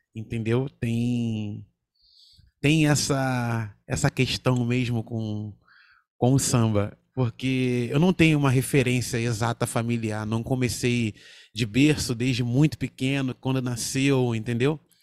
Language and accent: Portuguese; Rio de Janeiro, Brazil; lá em Cordovil, o lugar onde eu nasci e fui criado.